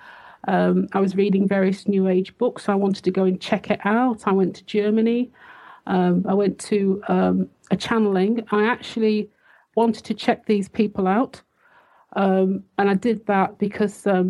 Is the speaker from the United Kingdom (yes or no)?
yes; United Kingdom; also born or lived in Switzerland / Liverpool; I'm British